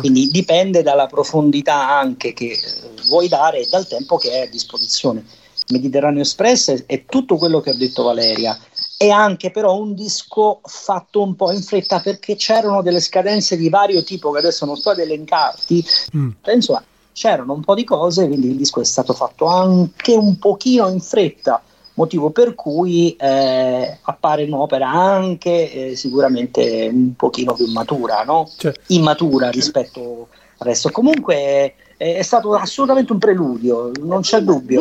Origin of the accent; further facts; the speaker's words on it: Naples, Campania, Italy; sono napoletano